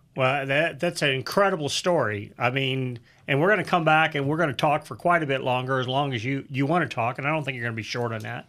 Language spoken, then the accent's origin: English; St. Louis, Missouri, United States; I came from the St. Louis area